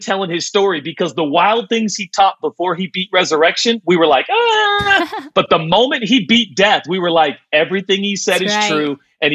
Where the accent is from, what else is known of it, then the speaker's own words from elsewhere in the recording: Portland, Oregon, United States; I was born and raised in Portland.